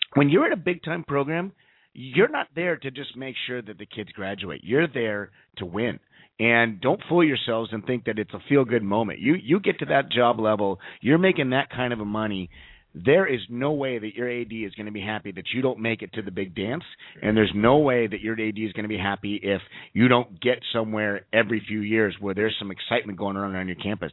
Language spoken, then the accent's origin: English; Southern California, United States; moved away; growing up in Southern California